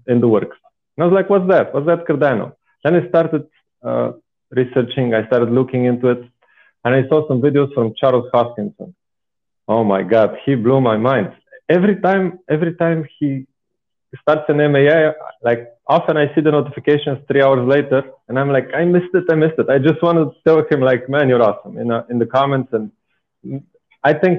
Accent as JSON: {"language": "English", "country": "Bulgaria", "second_language": "English", "moved": "as an adult", "lives_now": "Austria", "said": "I'm originally from Bulgaria. I'm 27 years old now. I am living in Austria since about 8 years"}